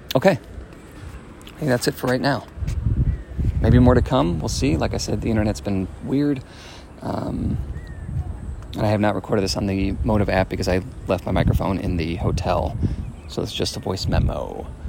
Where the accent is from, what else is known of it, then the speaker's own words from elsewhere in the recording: Chicago, Illinois, United States; moved away; From Chicago